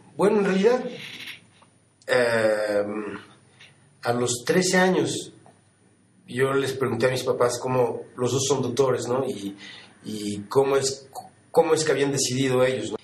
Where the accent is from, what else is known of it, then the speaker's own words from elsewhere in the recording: Mexico City, Mexico; moved away as an adult; now in New York, United States; yo nací en la Ciudad de México y, y sí, bueno, eh, llevo 25 años que, que, me mudé a Nueva York, me mudé a los 19 años